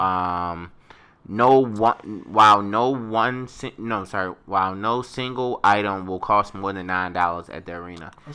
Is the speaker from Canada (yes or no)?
no; Baltimore, Maryland, United States; my my hometown, Baltimore